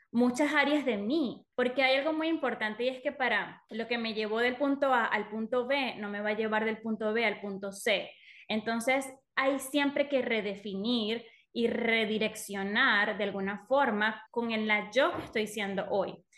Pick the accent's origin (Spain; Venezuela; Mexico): Venezuela; moved away as an adult; yo soy venezolana, Hace siete años que me mudé a este país